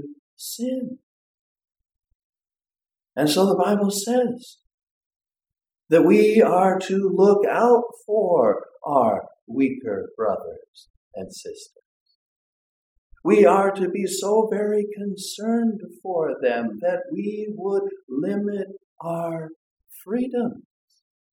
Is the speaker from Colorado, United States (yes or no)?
yes; Colorado, United States; now in Minnesota, United States; I grew up in Colorado